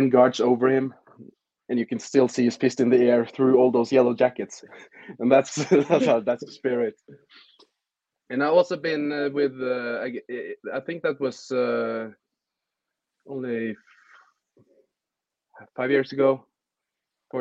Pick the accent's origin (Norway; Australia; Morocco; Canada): Norway; Fredrikstad, Østfold; I'm from Fredrikstad, which is 1 hour south of Oslo in Norway.